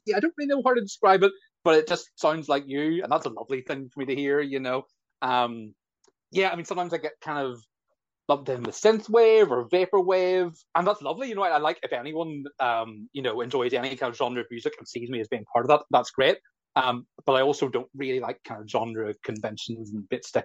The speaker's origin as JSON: {"language": "English", "town": "Belfast", "region": "Northern Ireland", "country": "United Kingdom", "said": "I'm a musician from Belfast"}